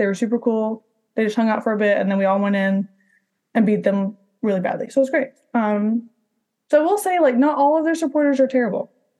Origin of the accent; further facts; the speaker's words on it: Orlando, Florida, United States; And like, I'm from Orlando, so like, I love Florida.